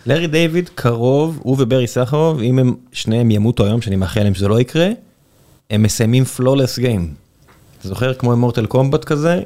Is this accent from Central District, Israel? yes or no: no; Beersheba, Southern District, Israel; כבאר שבעי זה מה שאני מכיר מגיל נורא נורא נורא צעיר